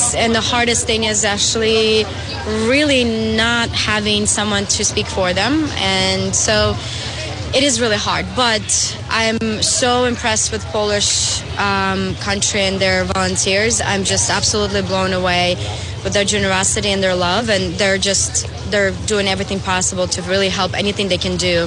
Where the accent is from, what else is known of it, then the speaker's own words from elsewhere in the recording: Belarus; now in Florida, United States; I'm originally from Belarus